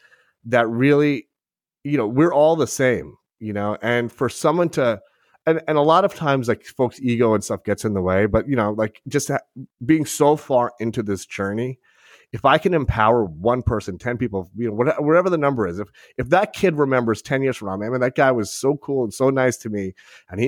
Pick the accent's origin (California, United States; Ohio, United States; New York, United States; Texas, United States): New York, United States; South Shore of Long Island; I grew up on the South Shore, which is a very blue collar